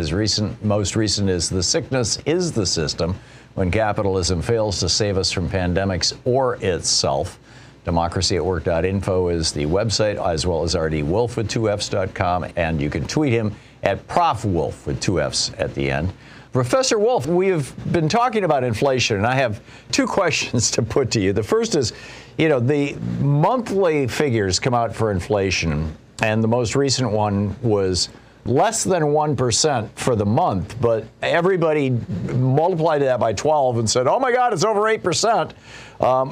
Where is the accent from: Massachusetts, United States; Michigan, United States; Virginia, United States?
Michigan, United States; my home state of Michigan. I was born in and grew up in Michigan